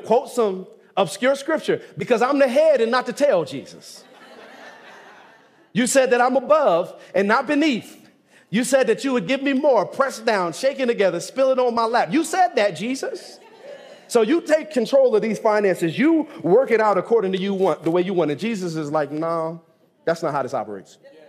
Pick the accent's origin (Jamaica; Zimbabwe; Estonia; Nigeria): Nigeria; Now, I'm from Nigeria, but we're just going to charcoal.